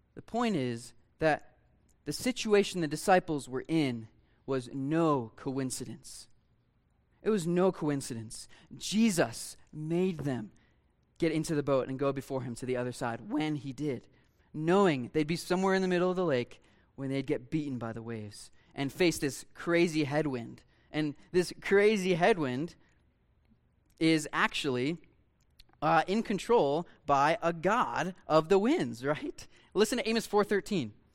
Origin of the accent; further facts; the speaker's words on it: Ohio, United States; I grew up in Ohio, Lake Erie